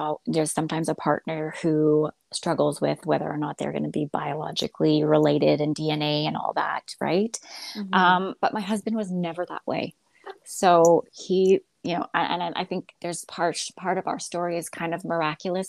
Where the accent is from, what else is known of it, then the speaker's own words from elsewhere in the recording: Alberta, Canada; moved away as an adult; also born or lived in Houston, Texas, United States; I am a Canadian born in Alberta